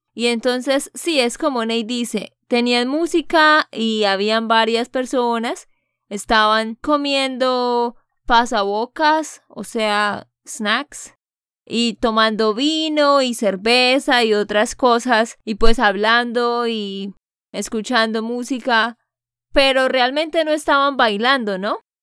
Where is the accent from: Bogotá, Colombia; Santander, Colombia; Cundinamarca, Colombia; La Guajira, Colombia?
Santander, Colombia; de Santander, Colombia